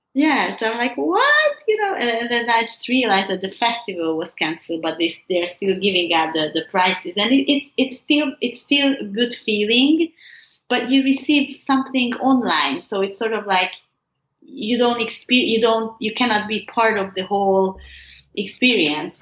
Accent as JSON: {"language": "English", "country": "Hungary", "tie": "born or raised there", "said": "growing up in Hungary"}